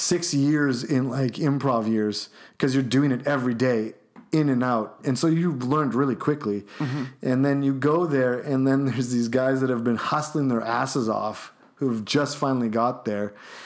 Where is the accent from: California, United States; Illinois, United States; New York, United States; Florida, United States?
Illinois, United States; Chicago; Like I'm like just from Chicago.